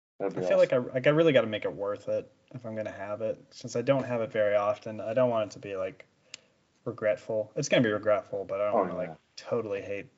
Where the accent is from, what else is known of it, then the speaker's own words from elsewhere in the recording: Youngstown, Ohio, United States; moved away; where I grew up in Youngstown.